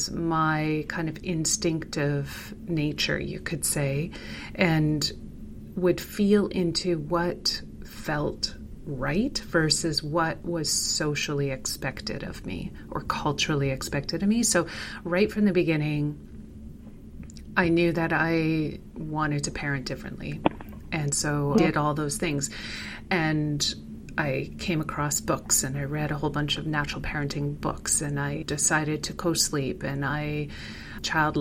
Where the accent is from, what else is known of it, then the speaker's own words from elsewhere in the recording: Manitoba, Canada; moved away as an adult; we relocated back to my hometown in Manitoba